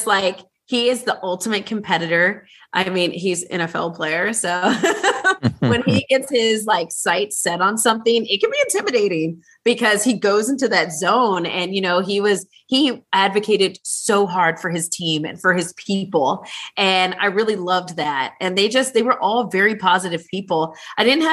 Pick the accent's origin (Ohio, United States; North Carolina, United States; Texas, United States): Ohio, United States; I'm from Ohio, we're huggers